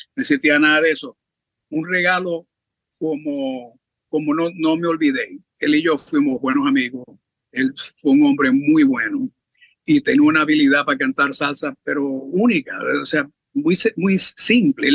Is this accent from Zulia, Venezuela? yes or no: yes; Maracaibo, Zulia, Venezuela; yo soy de Maracaibo